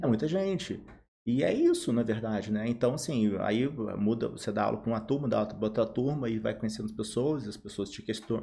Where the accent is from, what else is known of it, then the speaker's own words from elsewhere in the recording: Volta Redonda, Rio de Janeiro, Brazil; Sou, eu sou aqui de Volta Redonda, sou formado aqui